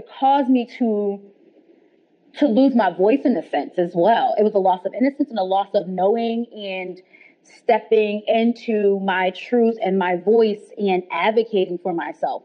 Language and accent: English; New Jersey, United States; Where I grew up in New Jersey, it was pretty diverse